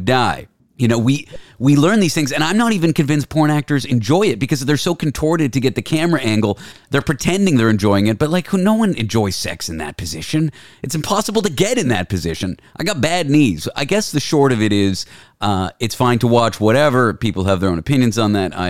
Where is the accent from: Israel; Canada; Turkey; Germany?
Canada; I'm from Canada.